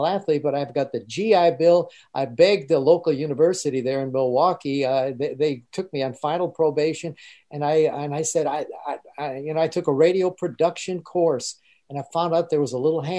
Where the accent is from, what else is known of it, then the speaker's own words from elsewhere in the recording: Germany; moved away; I grew up, I was born in Germany.